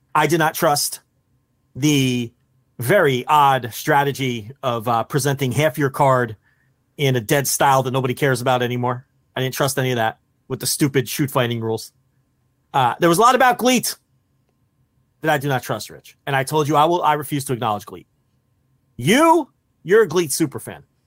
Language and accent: English; New Jersey, United States; I'm from Jersey. I know every hustle